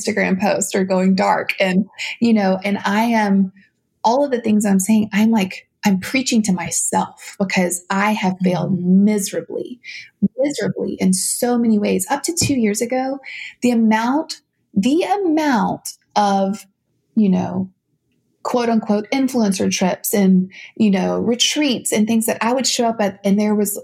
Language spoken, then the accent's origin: English; South Louisiana, United States; I grew up in South Louisiana, my dances mm-hmm. were segregated